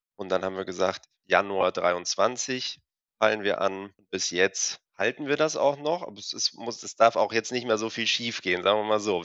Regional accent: Hamburg, Germany; also born or lived in Freiburg / Bremen; wir kommen beide aus Hamburg

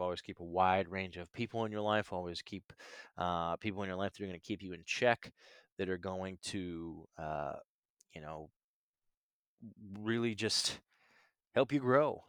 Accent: Canton, Ohio, United States; moved away as an adult; now in Nashville, United States; growing up in Canton, Ohio, um, it's not a small town

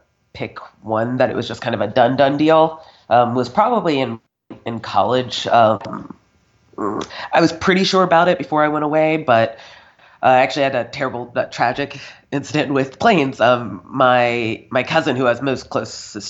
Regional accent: North Carolina, United States; moved away as an adult; now in Scotland; I grew up in North Carolina, Southern Baptist

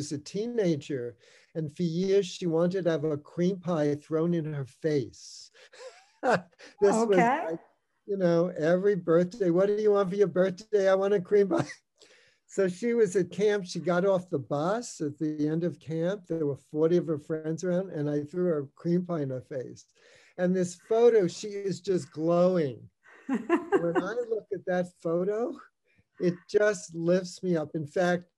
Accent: New York City, New York, United States; When I was a kid, I grew up in the Bronx, New York

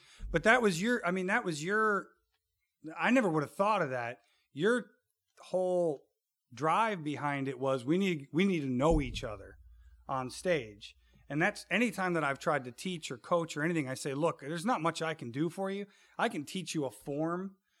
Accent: Chicago, Illinois, United States; we grew up in the South Side of Chicago. Times were tough, right?

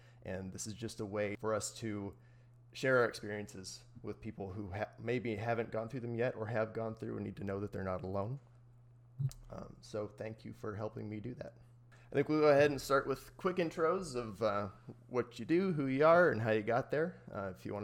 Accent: Midwest, United States; now in California, United States; I grew up in the Midwest

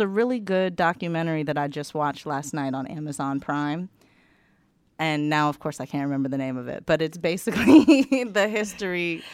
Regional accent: United States; now in Paris, France; I'm American

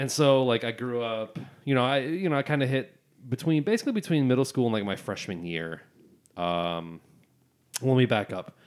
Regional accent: Barry County, Michigan, United States; I'm from Barry County

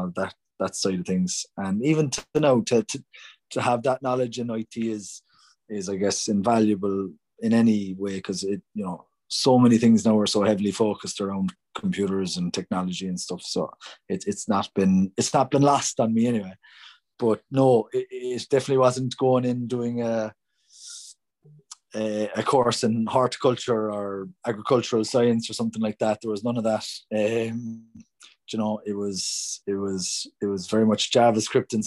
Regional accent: Cork, Munster, Ireland; I grew up in Bishopstown in the suburbs

